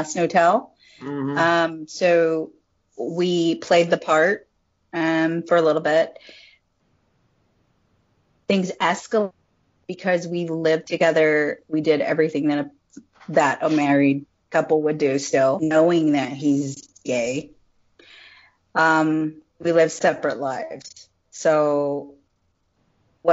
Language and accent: English; Hanford, California, United States; moved away as an adult; also born or lived in Ventura, California / Hawaii / Arlington; I'm from California. I grew up there, you know, all my life. It's a little town called Hanford, California.